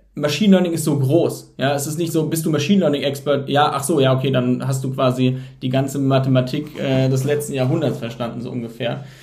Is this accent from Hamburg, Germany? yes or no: no; Heidelberg, Baden-Württemberg, Germany; moved away; Ich komme ursprünglich aus Heidelberg